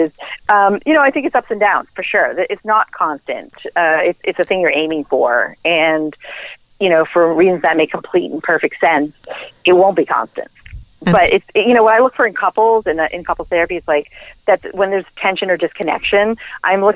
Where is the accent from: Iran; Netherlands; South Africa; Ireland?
Ireland; I'm Irish